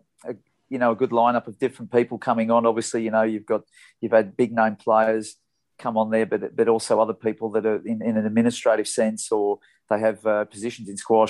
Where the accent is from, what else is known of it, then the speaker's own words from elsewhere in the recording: Melbourne, Victoria, Australia; the club where I grew up in Melbourne in the eastern suburbs